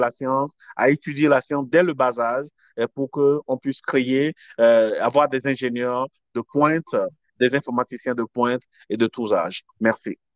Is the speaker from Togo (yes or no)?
yes; Togo; OK, au Togo, je suis togolais d'origine.